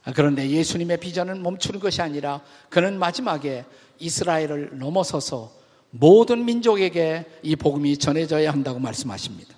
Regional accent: South Korea; 우리 한국인 그리스도인들이

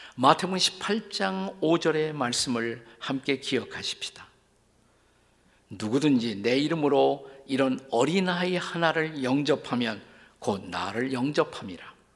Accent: South Korea; 우리는 모두 작은 나라에서 태어나 자라난 사람들입니다

